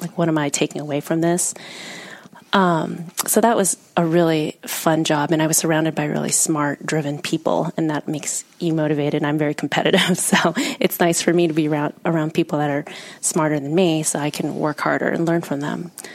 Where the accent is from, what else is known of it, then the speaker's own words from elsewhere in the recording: United States; also born or lived in Vietnam; I've grown up in the US